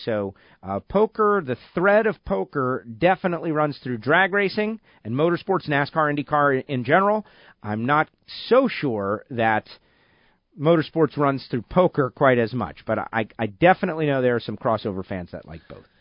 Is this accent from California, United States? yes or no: no; Hollywood, Florida, United States; I was born in Hollywood, Florida. I am a Floridian. I am one of the original Floridians.